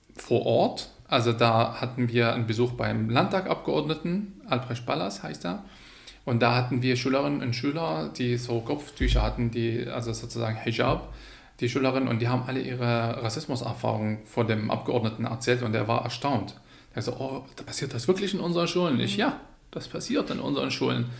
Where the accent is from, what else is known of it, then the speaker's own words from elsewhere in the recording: Hama, Hama Governorate, Syria; German is a second language; moved away as an adult; also born or lived in Leipzig, Germany; now in Dresden, Germany; Ich komme ursprünglich aus Syrien, aus der Stadt Hama, meiner Heimatstadt.